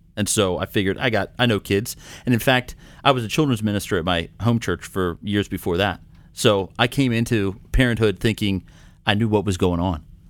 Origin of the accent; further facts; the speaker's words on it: Maryland, United States; now in Minnesota, United States; I'm originally from Maryland